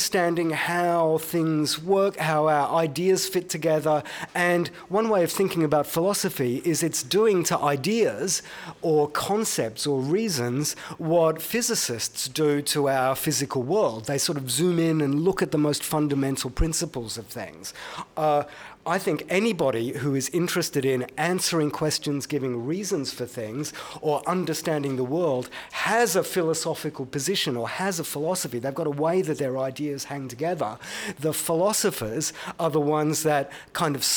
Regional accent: Brisbane, Queensland, Australia; I grew up in Brisbane

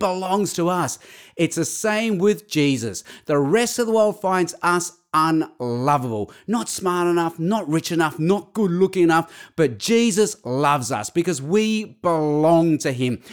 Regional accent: Australia; we're Australian

